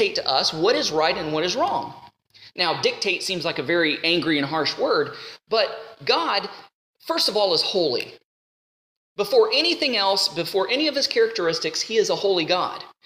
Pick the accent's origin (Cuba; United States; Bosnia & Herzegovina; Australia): United States; I'm an American